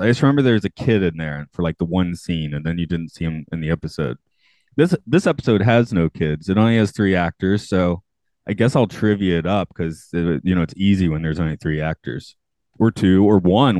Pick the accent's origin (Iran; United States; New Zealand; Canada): United States; Atlanta, Georgia; now in Japan; I'm from my hometown's Atlanta